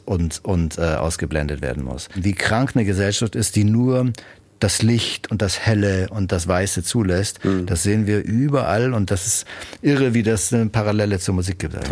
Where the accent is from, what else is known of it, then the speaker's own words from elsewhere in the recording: Germany; als Deutsche, Europäer